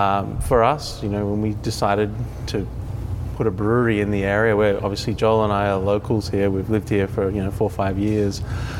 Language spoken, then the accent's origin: English; Australia; now in Oceanside, United States; I'm not from the area. I'm originally from Australia, but even though I lived here for a while